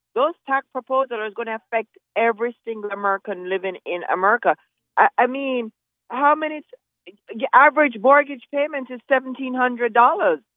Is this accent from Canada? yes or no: no; Jamaica; now in United States; I grew up in Jamaica